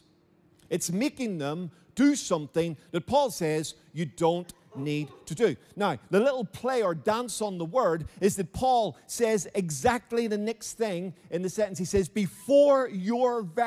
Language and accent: English; Belfast, Northern Ireland, United Kingdom; Now I grew up in Belfast. My mother and father raised me in Belfast